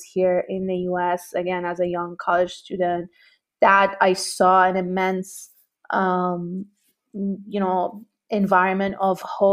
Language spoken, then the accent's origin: English; Tehran, Tehran Province, Iran; moved away; I grew up in Tehran during the Iran-Iraq War